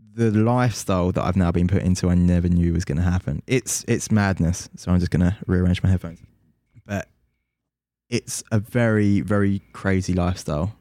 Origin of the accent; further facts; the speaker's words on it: London, United Kingdom; I'm from London